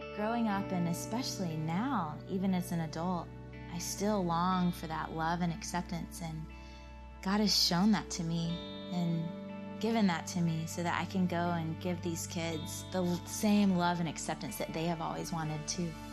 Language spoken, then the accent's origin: English; Georgia, United States; born or raised there